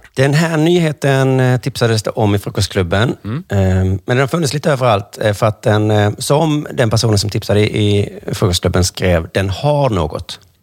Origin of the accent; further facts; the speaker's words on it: Sweden; för mig som svensk